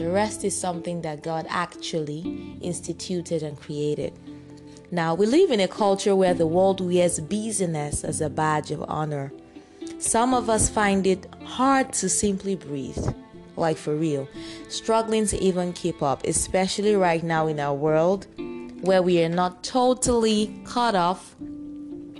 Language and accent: English; Nigeria; I'm a Nigerian